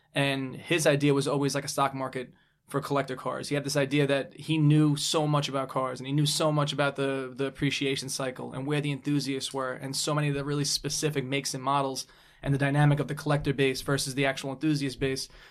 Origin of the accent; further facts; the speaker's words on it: New York City, New York, United States; I grew up in Brooklyn